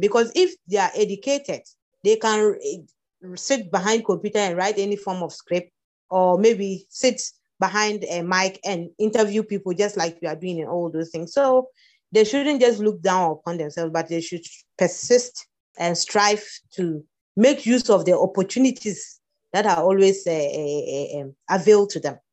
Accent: Upper West, Ghana; growing up in Upper West

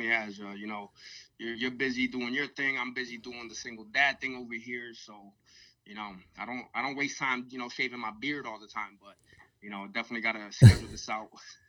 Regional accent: Pennsylvania, United States; born there; I'm like, I was born in Pennsylvania. What else do you want?

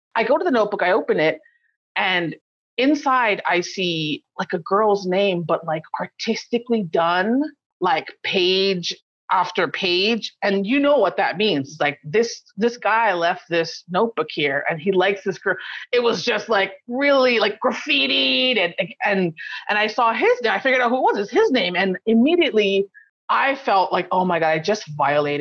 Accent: Kauai, Hawaii, United States; where I'm from Kauai

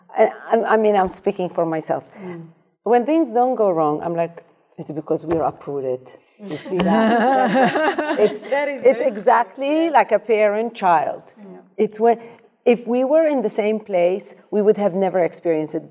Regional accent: Amsterdam, North Holland, Netherlands; moved away as an adult; also born or lived in Iraq; now in New York, United States; I grew up in Amsterdam

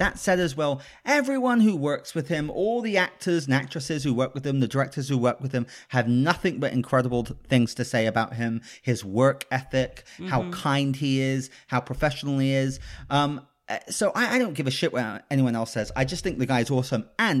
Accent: United Kingdom; now in California, United States; I'm British.

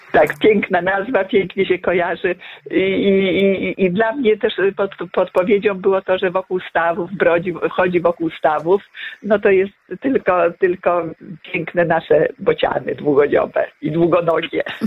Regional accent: Podlaskie Voivodeship, Poland; also born or lived in Włodawa; now in Lublin, Poland; Ja pochodzę z Podlasia.

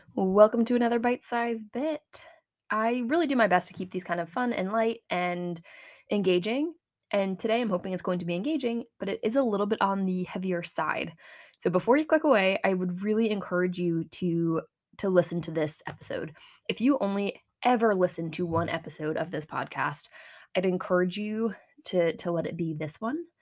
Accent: Medway, Massachusetts, United States; my hometown is a small community in Massachusetts on the east coast of the United States.

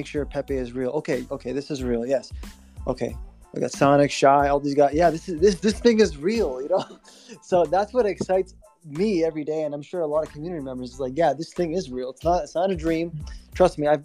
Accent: Ontario, Canada; I'm from Ontario, so we have great lakes here

